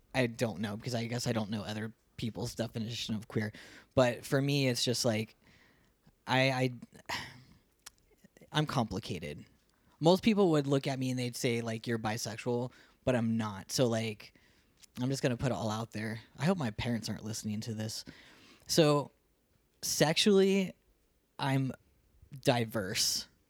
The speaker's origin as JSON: {"language": "English", "region": "Ohio", "country": "United States", "tie": "born or raised there", "also_born_or_lived": "Columbus, Ohio", "moved": "as an adult", "lives_now": "Phoenix, United States", "said": "I grew up in Ohio, small town Ohio, like twelve thousand people to my town."}